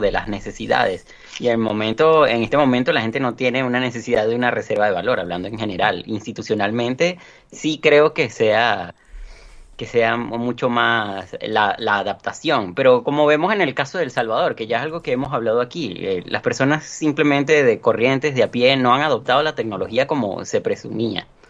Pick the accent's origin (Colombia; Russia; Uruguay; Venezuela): Venezuela; Yo lo estoy viviendo, por ejemplo, en mi país